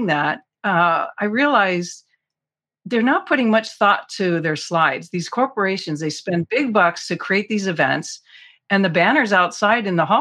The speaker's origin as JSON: {"language": "English", "region": "Southern California", "country": "United States", "tie": "born or raised there", "also_born_or_lived": "Hollywood / San Diego", "said": "I was born in Southern California, but we didn't, you know, weren't there the whole time"}